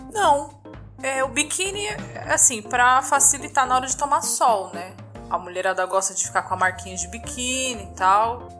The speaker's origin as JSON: {"language": "Portuguese", "country": "Brazil", "said": "Sou, sou brasileira."}